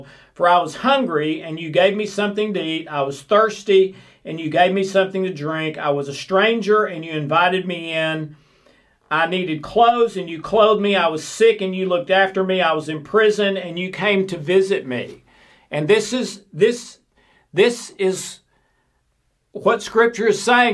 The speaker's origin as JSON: {"language": "English", "region": "the South", "country": "United States", "said": "I'm from the South in the United States"}